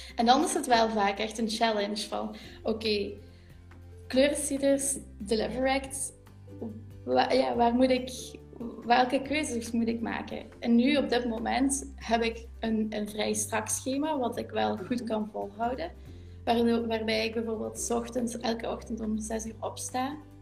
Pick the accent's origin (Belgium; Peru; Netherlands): Belgium; Limburg, Flanders; accent: Limburg; in de streek van waar we vandaan komen, je hoort dat ook aan mijn accent, mhm. ik, eh, kom van Limburg